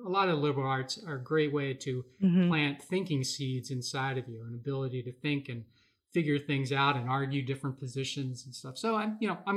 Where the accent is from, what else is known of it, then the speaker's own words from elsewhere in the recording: Philadelphia, Pennsylvania, United States; moved away as an adult; also born or lived in Milwaukee, Wisconsin; now in Wisconsin, United States; I grew up in the Philadelphia area.